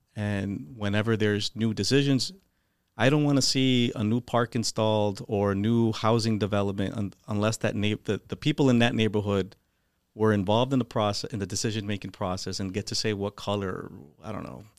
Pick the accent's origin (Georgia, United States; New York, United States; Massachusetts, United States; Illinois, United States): Massachusetts, United States; Holyoke; I grew up in Holyoke, went to the Holyoke Public Schools. I grew up in South Holyoke, actually, um, right on South Summer Street